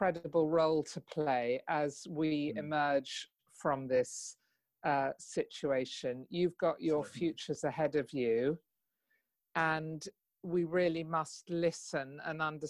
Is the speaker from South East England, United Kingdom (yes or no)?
yes; Kent, South East England, United Kingdom; also born or lived in London; I grew up in Kent, really. I was born in London, but I grew up in Kent.